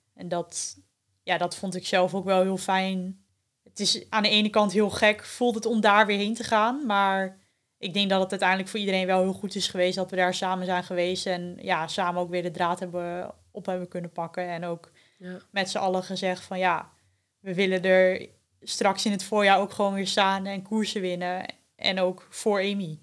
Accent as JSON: {"language": "Dutch", "town": "Veendam", "region": "Groningen", "country": "Netherlands", "tie": "born or raised there", "also_born_or_lived": "Winschoten", "said": "ik ben eh, geboren in Winschoten, maar opgegroeid in eh, Veendam. En daar woon ik ook nog steeds."}